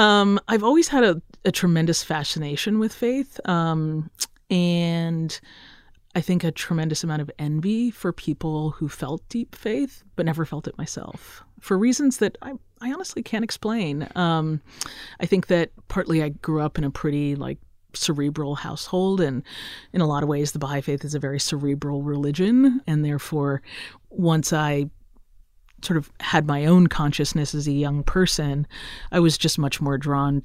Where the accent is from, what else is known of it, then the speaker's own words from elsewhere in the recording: Roseville, Minnesota, United States; My dad did a PhD at the University of Minnesota. So I get to claim that I'm from Minnesota because I spent my agonizing middle school years there. Yay, Roseville area middle school.